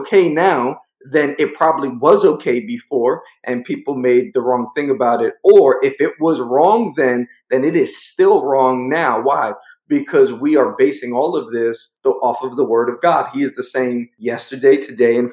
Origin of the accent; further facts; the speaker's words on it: New York, United States; I'm from New York